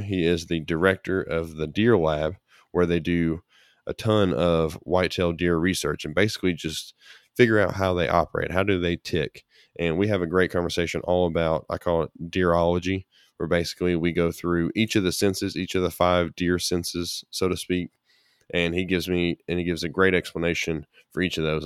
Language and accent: English; Kentucky, United States; my home state of Kentucky